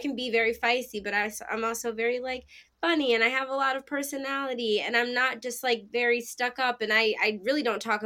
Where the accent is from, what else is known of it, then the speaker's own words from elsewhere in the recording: Pennsylvania, United States; now in New York City, United States; I'm originally from Pennsylvania